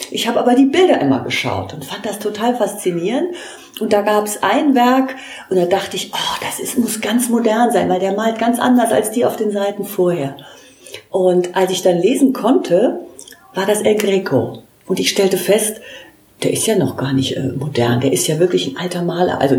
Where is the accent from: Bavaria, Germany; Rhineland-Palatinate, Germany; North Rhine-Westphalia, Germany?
Rhineland-Palatinate, Germany; Trier; ich komme aus Trier